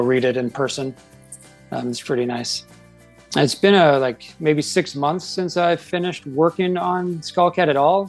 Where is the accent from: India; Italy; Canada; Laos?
Canada; moved away as an adult; now in Idaho, United States; I grew up in Canada and uh, I love that's like my home and I, I, grew up in a, like a really small town